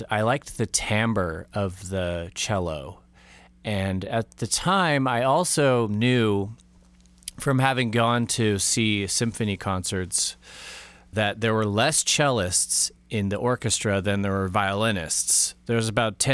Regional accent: Los Altos, California, United States; where I grew up in Los Altos

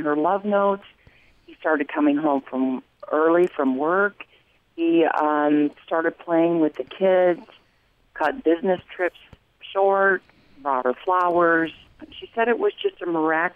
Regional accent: Mesa, Arizona, United States; now in Cheney, United States; Mesa was my hometown as well

